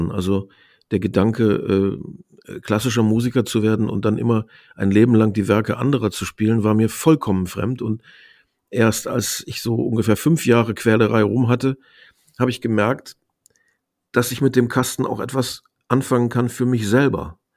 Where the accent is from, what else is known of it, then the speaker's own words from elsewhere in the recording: Osnabrück, Lower Saxony, Germany; Und da haben wir auch im Raum Osnabrück, wo ich aufgewachsen bin, ähm, ziemlich regelmäßig gespielt.